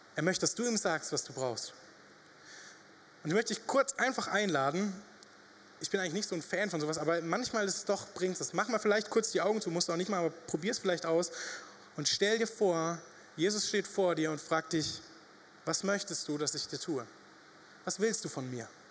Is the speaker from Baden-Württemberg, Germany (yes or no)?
no; Upper Franconia, Bavaria, Germany; moved away as an adult; now in Reutlingen, Germany; wir kommen ja aus Oberfranken